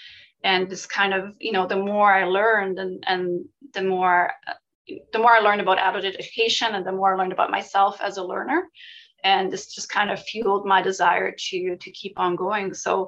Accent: Switzerland; which is very different from where I grew up in Switzerland.

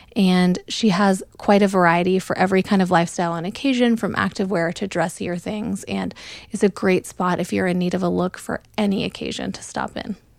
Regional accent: Oregon, United States; moved away as an adult; also born or lived in Memphis, Tennessee / New York City; now in Dallas, United States; I'm from Oregon, originally. Um, I grew up in the Pacific Northwest

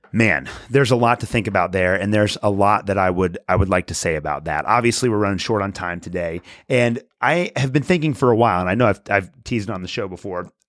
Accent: United States; as American Christians

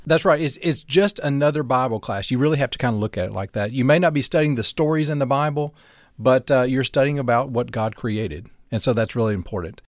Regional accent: North Alabama, United States; moved away as an adult; also born or lived in Tampa, Florida; I grew up in North Alabama

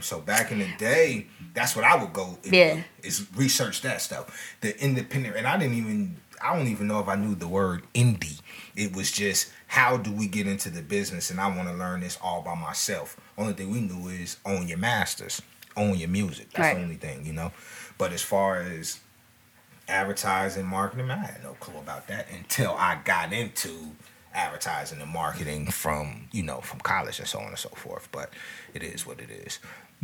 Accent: Alabama, United States; moved away; I'm originally from Alabama

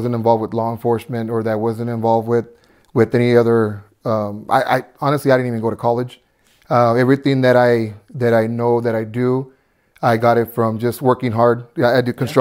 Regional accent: Colton, California, United States; first language Spanish; English is a second language; I grew up in Colton, California

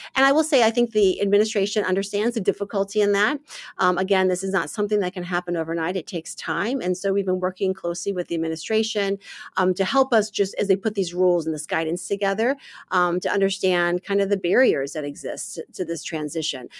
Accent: St. Louis, Missouri, United States; moved away as an adult; also born or lived in Michigan; now in Washington, D.C., United States; born and raised in St. Louis, Missouri.

